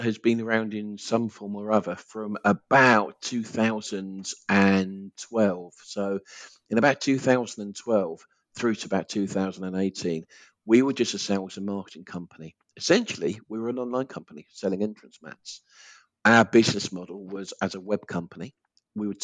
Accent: Essex, East of England, United Kingdom; accent: Essex; my Essex accent.

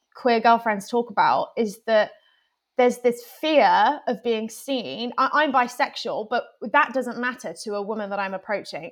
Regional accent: Plymouth, South West England, United Kingdom; moved away as an adult; now in London, United Kingdom; originally, I'm from Plymouth, which is a smallish town, um, in the southwest of England.

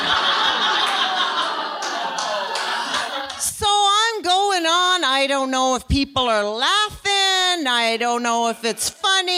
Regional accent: Nova Scotia, Canada; I was born in Nova Scotia

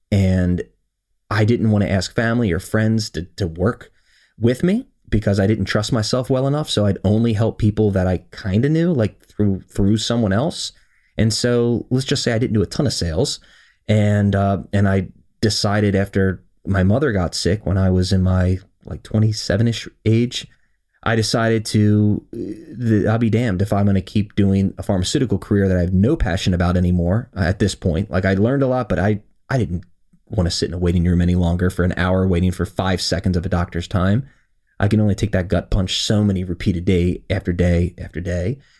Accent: Howard County, Maryland, United States; I was born and raised here in Howard County, Maryland

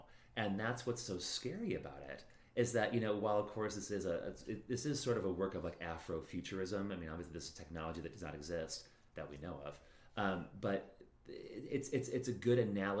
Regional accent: Chicago, Illinois, United States; accent: Chicago; I'm sure I just butchered that in my Chicago accent.

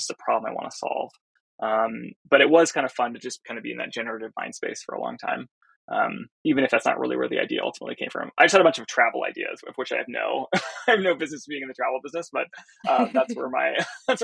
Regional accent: Silicon Valley, California, United States; I grew up in Silicon Valley

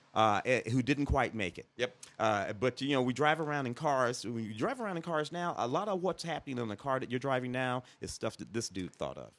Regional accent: Midwest, United States; I grew up in the Midwest

